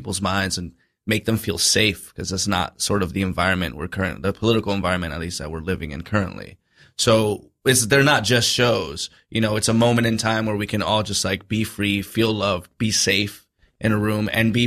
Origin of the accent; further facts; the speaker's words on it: United States; I have an American passport. I don't have a Dominican one. You know, I'm a first generation